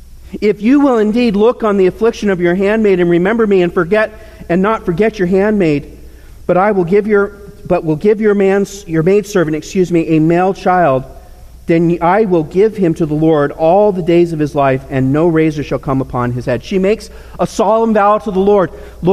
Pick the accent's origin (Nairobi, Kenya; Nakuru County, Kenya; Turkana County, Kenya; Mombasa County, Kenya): Nairobi, Kenya; I grew up in Nairobi, across the street from the Olympic-styled sporting complex.